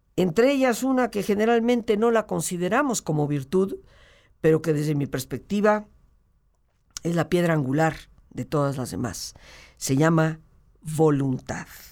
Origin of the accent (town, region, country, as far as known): Mexico